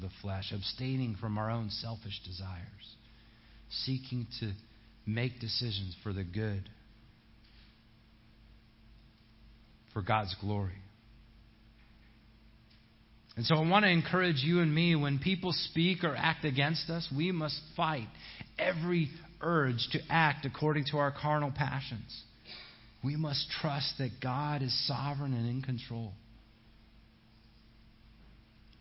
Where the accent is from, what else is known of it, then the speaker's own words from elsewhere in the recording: United States; as an American